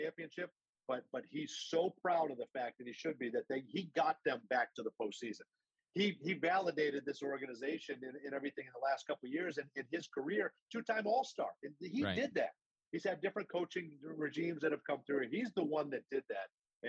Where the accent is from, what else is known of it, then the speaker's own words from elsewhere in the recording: Boston, Massachusetts, United States; I grew up in Boston